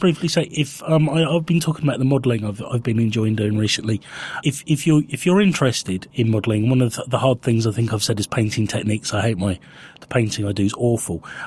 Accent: Winchester, South East England, United Kingdom; I grew up in Winchester

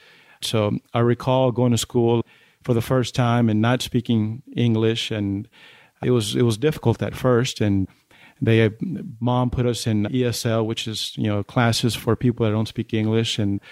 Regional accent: Odessa, Texas, United States; also born or lived in Chihuahua, Mexico; Well, I was born in Chihuahua in Mexico. We moved to the United States when I was 10. We moved to Odessa. So I've been raised here in the Permian Basin, which is great.

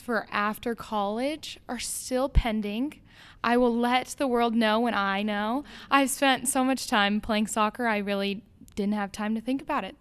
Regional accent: Las Vegas, Nevada, United States; moved away as an adult; now in Ames, United States; I am from Las Vegas, Nevada. I came to Iowa to play D one soccer

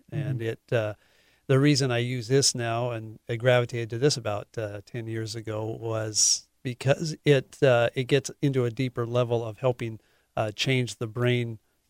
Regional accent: Poulsbo, Washington, United States; Oh, well, it's Norwegian. Norwegian. I grew up in Paulsbo.

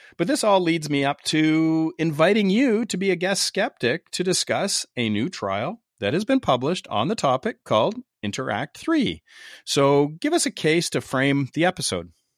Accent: Canada; I'm from Canada, eh?

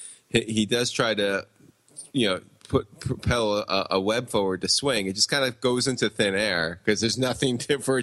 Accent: Long Island, New York, United States; I grew up on Long Island, so that's like kind of it's the suburbs of New York

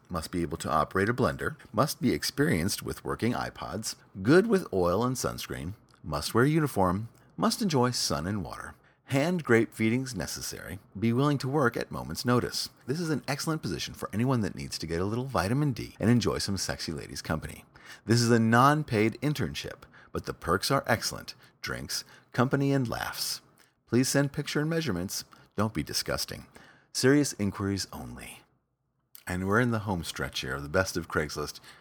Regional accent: New York City, New York, United States; my hometown, New York City

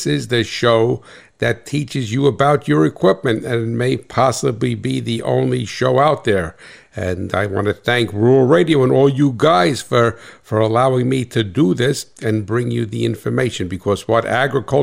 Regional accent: New Jersey, United States; I'm from Jersey

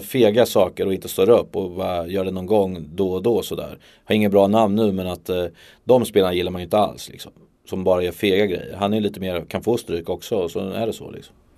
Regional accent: Örebro, Örebro County, Sweden; jag är där i min hemstad. Jag är uppvuxen med att ha cyklat ner till Eiravallen

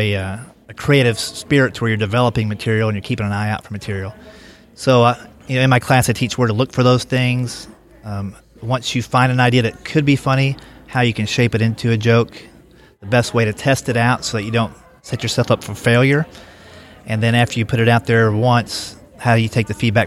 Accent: Kentucky, United States; moved away as an adult; also born or lived in Columbus, Ohio; now in Nashville, United States; I grew up in Kentucky

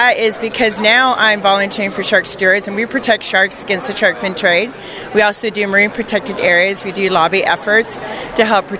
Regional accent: Canada; now in California, United States; I'm a nature person. I grew up in Canada.

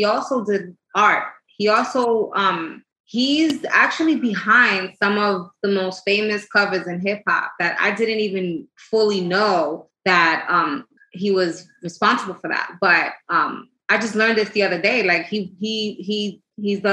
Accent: New York City, New York, United States; now in Florida, United States; I'm from Corona, Queens. But I've been everywhere in New York

